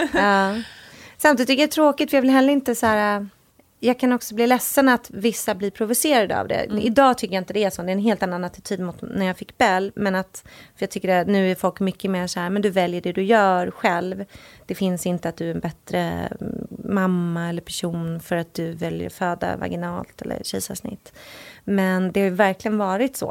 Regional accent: Sweden; moved away as an adult; now in Los Angeles, United States; vi hade ju inget boende i Sverige för vi bodde ju

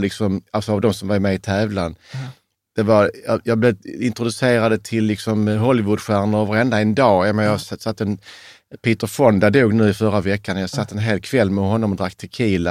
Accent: Sweden; trodde själv som naiv svensk

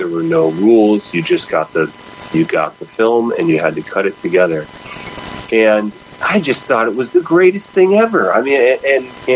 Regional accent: Midwest, United States; moved away; I grew up in the Midwest, you know, pretty far away from Hollywood

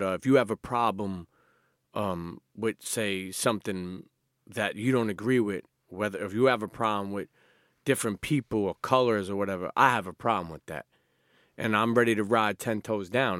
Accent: New York City, New York, United States; I grew up in Coney Island

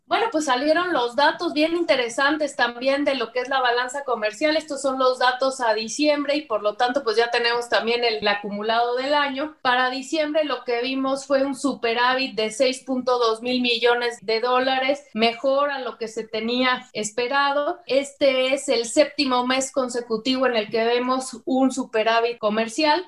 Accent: Mexico; cómo somos los mexicanos

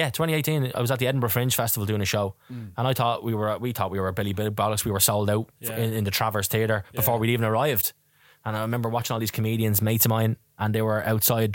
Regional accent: Dublin, Leinster, Ireland; I'm from Tala

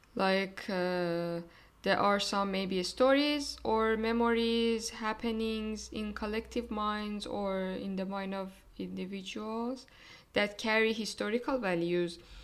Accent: Iran; now in Germany; from Iran

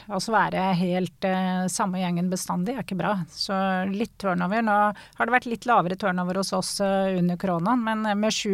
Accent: Norway; Og jeg er eh, som nordmenn flest eh, glad i naturen og glad å komme meg ut på tur.

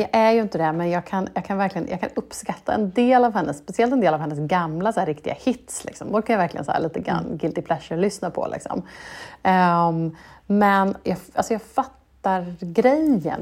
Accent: Norrköping, Östergötland, Sweden; i Norrköping där jag växte upp

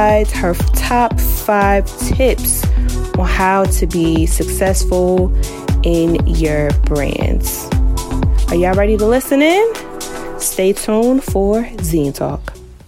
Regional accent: New Jersey, United States; I'm from New Jersey.

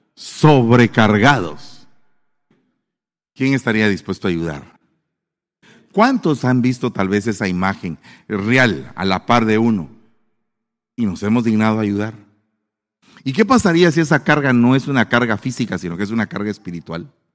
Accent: Guatemala; accent: chapín

